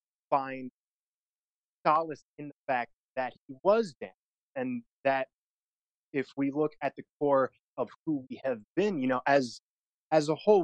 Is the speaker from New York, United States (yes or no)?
no; Detroit, Michigan, United States; Detroit, Michigan.